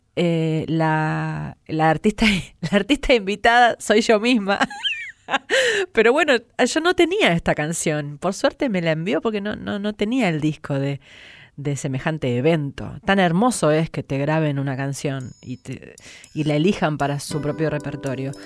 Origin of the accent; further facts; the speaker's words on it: San Nicolás de los Arroyos, Buenos Aires Province, Argentina; mi pueblo, San Nicolás de los Arroyos